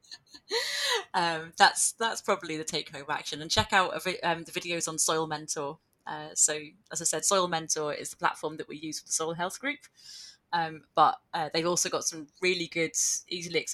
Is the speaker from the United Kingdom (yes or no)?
yes; Penarth, Wales, United Kingdom; moved away as an adult; also born or lived in Aberdeenshire / South Lanarkshire / Glasgow; now in Scotland; I grew up in a small town just outside Cardiff on the sort of coastal side, a town called Penarth